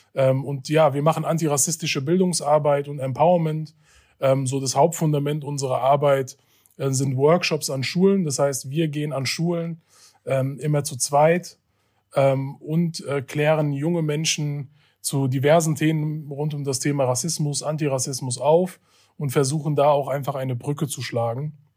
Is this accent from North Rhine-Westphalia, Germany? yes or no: no; Hanau, Hesse, Germany; Ich bin in Hanau geboren und aufgewachsen und habe auch mein bisheriges Leben hier in Hanau gelebt.